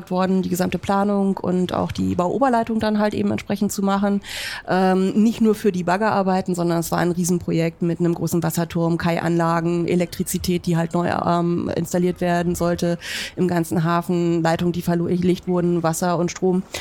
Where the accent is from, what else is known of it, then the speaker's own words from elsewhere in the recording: Berlin, Germany; now in Hamburg, Germany; Also ich bin gebürtige Berlinerin, mhm. hört man vielleicht nicht mehr ganz so raus, mhm. ich hoffe es zumindest. Ähm, und bin dort halt eben geboren, aufgewachsen, habe dort auch mein Studium gemacht